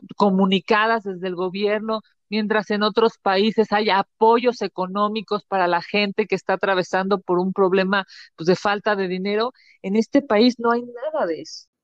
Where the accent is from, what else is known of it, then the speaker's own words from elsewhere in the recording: Mexico; como mexicanos